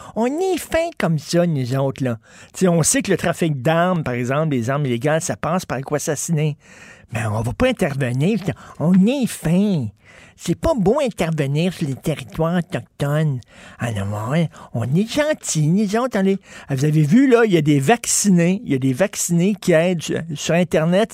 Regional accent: Quebec, Canada; on est des Québécois

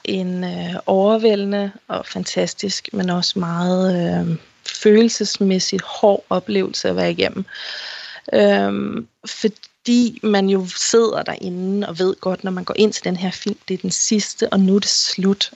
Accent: Denmark

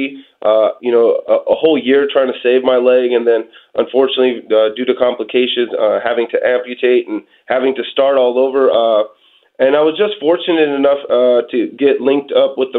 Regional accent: Portland, Oregon, United States; I'm originally from Portland, Oregon.

